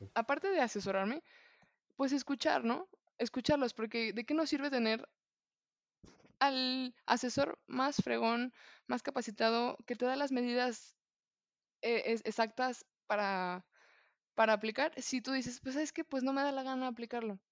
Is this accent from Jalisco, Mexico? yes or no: yes; Guadalajara, Jalisco, Mexico; como buena tapatía